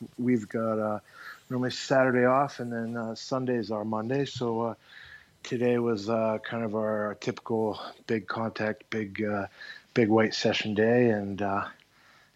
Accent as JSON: {"language": "English", "town": "Squamish", "region": "British Columbia", "country": "Canada", "tie": "born or raised there", "moved": "as an adult", "lives_now": "France", "said": "I grew up in a small town on the west coast of Canada, a place called Squamish"}